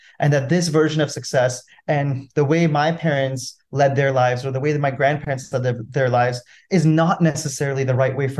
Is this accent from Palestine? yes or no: no; India; That growing up in India, I grew up in an entrepreneurial family, right?